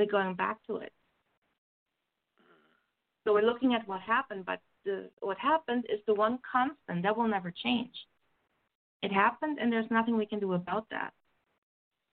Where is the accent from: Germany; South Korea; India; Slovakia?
Germany; moved away as an adult; now in Canada; I was born and raised in Germany and came to Canada when I was 30